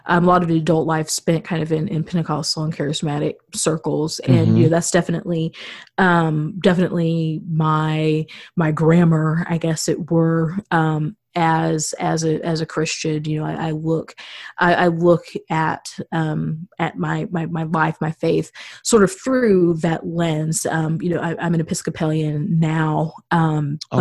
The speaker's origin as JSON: {"language": "English", "region": "Missouri", "country": "United States", "tie": "born or raised there", "moved": "as an adult", "lives_now": "Chicago, United States", "said": "I'm a native Missourian"}